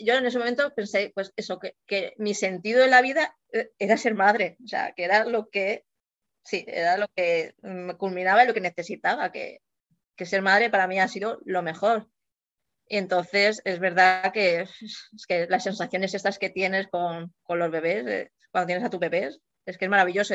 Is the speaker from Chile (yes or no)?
no; Mallorca, Balearic Islands, Spain; soy de Mallorca y vivo aquí de siempre